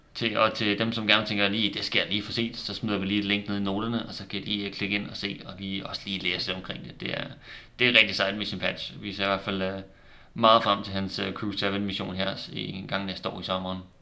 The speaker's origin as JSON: {"language": "Danish", "country": "Denmark", "said": "nu hvor vi er danskere"}